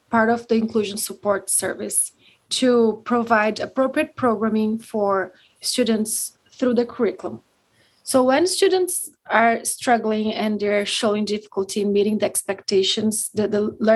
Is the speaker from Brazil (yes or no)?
yes; Brazil; moved away as an adult; now in Winnipeg, Canada; Um, I'm from Brazil initially. I moved here about five years ago.